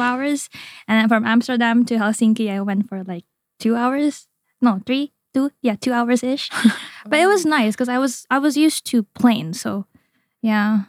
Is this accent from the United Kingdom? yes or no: no; Indonesia; moved away as an adult; now in Japan; I was born and raised in Indonesia